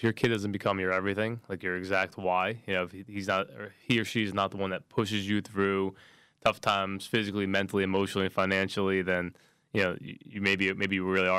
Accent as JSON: {"language": "English", "town": "Los Angeles", "region": "California", "country": "United States", "said": "I'm from Crenshaw, so he would go back home, see his mother and his little brother, right?"}